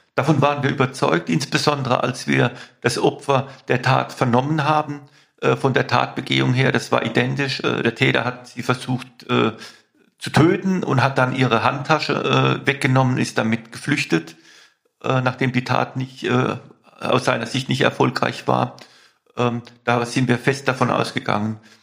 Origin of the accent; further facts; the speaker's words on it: Mannheim, Baden-Württemberg, Germany; In Mannheim, meine Heimatstadt, und ich bin im, in C aufgewachsen, in, in C-Quadraten aufgewachsen